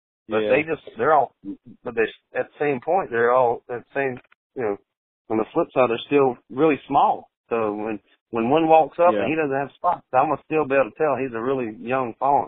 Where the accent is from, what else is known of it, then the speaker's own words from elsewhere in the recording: the South, United States; You know, I'm from the South, so it's pretty easy for me to tell when they're tough and not.